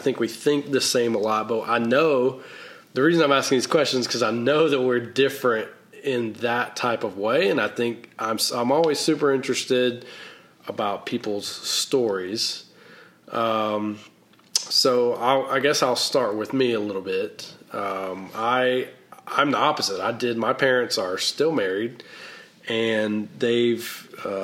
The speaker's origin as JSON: {"language": "English", "region": "North Carolina", "country": "United States", "tie": "born or raised there", "also_born_or_lived": "Washington, D.C.", "accent": "Southern", "moved": "yes", "said": "I grew up in a very small town in North Carolina"}